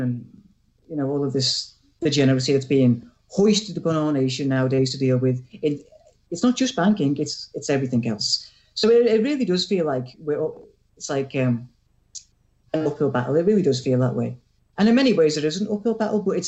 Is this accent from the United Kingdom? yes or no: yes; England, United Kingdom; I'm an Englishman.